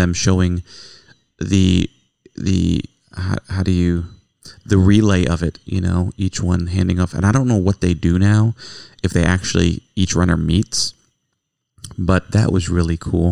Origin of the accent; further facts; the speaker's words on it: United States; We love being Americans